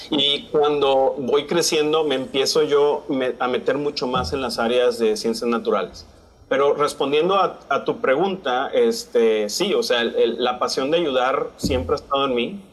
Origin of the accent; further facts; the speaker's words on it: San Pedro Garza García, Nuevo León, Mexico; moved away as an adult; also born or lived in Monterrey / Lubbock, Texas / Denver, Colorado / Baltimore; now in Brownsville, United States; Yo soy mexicano, soy regio, nací en Monterrey, criado en San Pedro